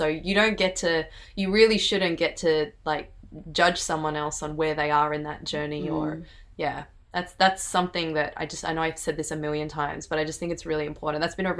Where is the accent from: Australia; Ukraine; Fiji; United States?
Fiji; I remember there's this group of Fiji Indians, and I'm Fiji Indian, and I walked past them. I can't speak the language.